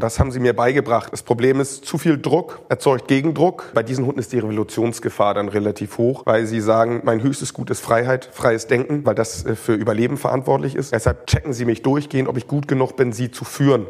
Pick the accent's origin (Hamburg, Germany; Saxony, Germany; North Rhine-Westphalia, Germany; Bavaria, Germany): Hamburg, Germany; Also ich bin ganz normal in Hamburg groß geworden